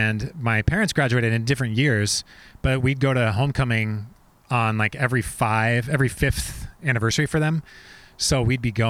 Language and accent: English; Oregon City, Oregon, United States; So I grew up in Oregon City